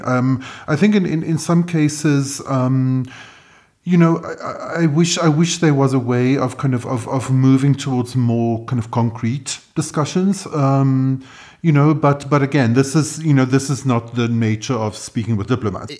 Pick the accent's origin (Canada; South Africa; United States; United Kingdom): South Africa; I'm South African